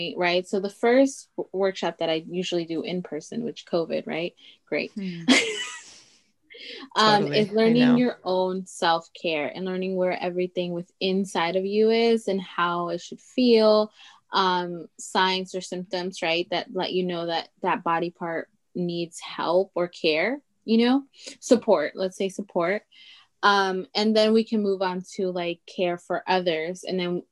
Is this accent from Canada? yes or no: no; Veracruz, Mexico; first language Totonac; English is a second language; moved away; also born or lived in Chicago; So I was born in Mexico, and we're from Veracruz. So we're from the East Coast. Our people are Totonaca. And that was actually my first language. Spanish was my second, and English was my third.